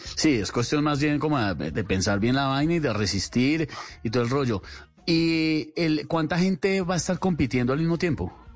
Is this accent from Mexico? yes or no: no; Colombia; Los colombianos somos creativos, los colombianos la damos.